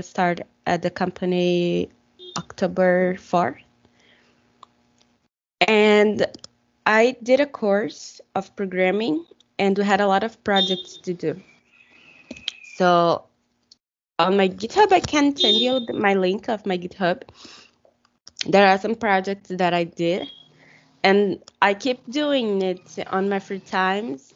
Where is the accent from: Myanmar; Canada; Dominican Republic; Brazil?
Brazil; English is a second language; I'm from Brazil